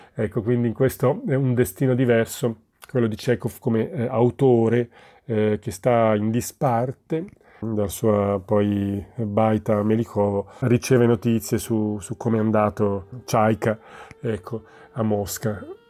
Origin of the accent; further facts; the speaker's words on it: Naples, Campania, Italy; io sono napoletano sono nato in quella città